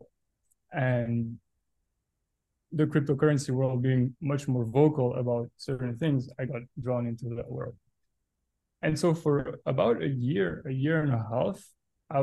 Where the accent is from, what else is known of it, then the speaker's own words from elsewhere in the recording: Belgium; Born and raised in Belgium. Lived my whole life there